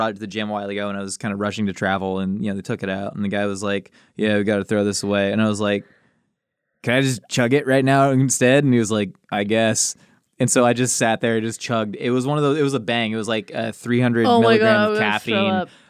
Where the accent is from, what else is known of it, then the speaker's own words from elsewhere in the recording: Maryland, United States; born there; also born or lived in Kansas City / Los Angeles; I was born in Maryland. He got a job at Kansas City Airport, moved there. And then he worked at LAX at some time.